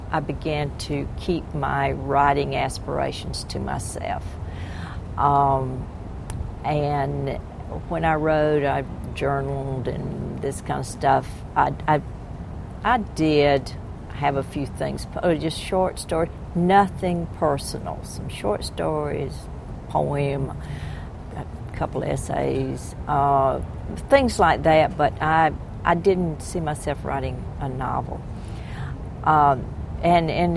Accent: the South, United States; I am a Southerner.

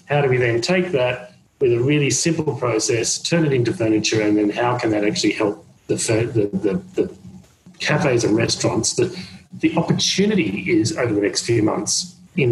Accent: Australia; now in New York, United States; being an Australian and being in New York at this period of time

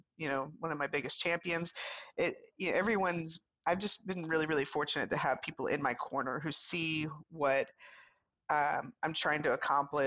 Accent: South Louisiana, United States; moved away as an adult; also born or lived in New York City / Virginia; I'm from the deep south. I'm from South Louisiana.

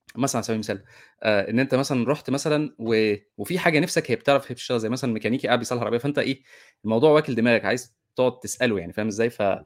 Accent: Egypt; احنا كمصريين

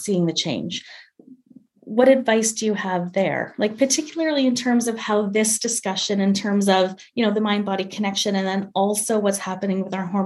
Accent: Canada; I'm Canadian, but I'm studying for my boards in obesity medicine in the States

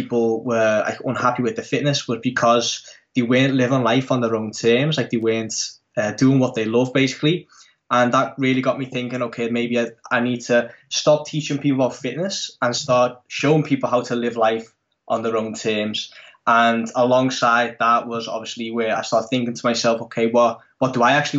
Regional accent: Netherlands; I'm from the Netherlands, born and raised in the Netherlands

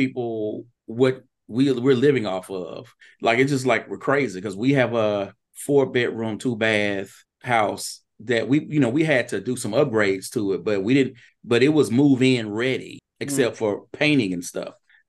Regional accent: Vicksburg, Mississippi, United States; now in Hattiesburg, United States; I was originally from Vicksburg and came here to go to University of Southern Mississippi.

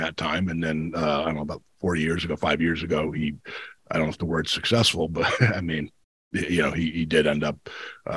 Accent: New Jersey, United States; my life as a kid growing up in New Jersey

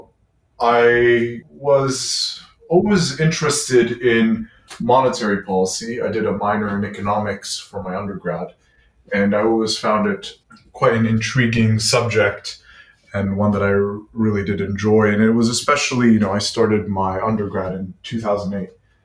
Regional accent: Lebanon; also born or lived in Quebec City, Canada; now in Montreal, Canada; I'm Lebanese of origin

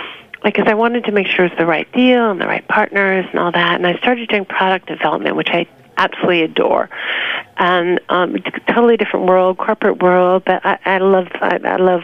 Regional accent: New York, United States; also born or lived in Long Island; I was born and raised in New York

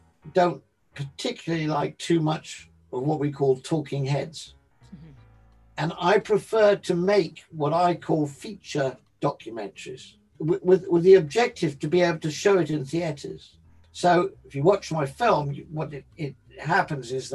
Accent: London, United Kingdom; Being an English boy that didn't really have in London the sort of thing they were having down in the South

